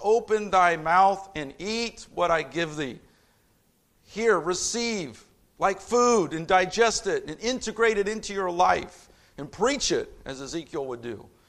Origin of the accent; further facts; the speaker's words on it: Indianapolis, Indiana, United States; moved away; I'm a city kid. I grew up in Indianapolis